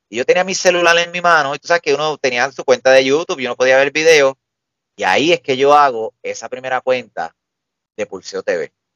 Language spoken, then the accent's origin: Spanish; Puerto Rico; aquí todos somos puertorriqueños